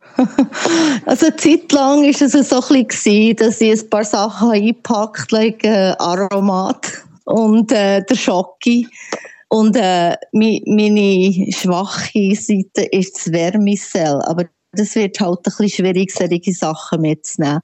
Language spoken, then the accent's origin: German; Switzerland; now in White Rock, Canada; ich bin immer ein Schweizer